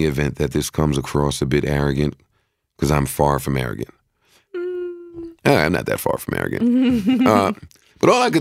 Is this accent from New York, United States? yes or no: yes; New York, United States; now I'm from New York